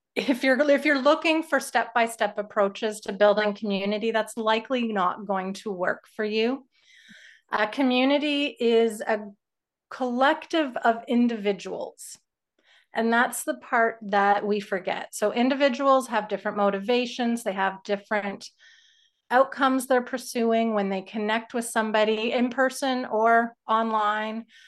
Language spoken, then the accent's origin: English; Canada; as a Canadian